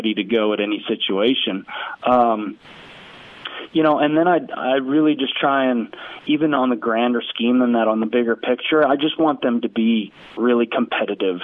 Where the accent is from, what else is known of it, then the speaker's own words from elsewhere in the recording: West Coast Canada, Canada; now in Cookeville, United States; I grew up in West Coast Canada